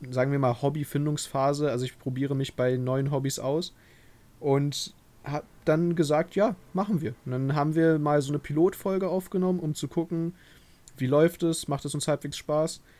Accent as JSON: {"language": "German", "region": "Berlin", "country": "Germany", "said": "Ich komme auch aus Berlin, anders als Niklas."}